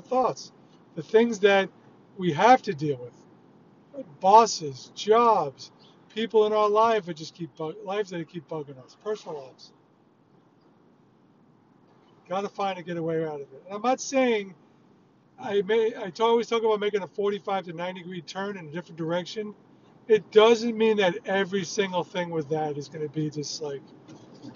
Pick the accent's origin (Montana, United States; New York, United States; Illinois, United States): New York, United States; I grew up in a hostile, loud, combative environment where I'm a peacenik. And I'm surrounded by people growing up in New York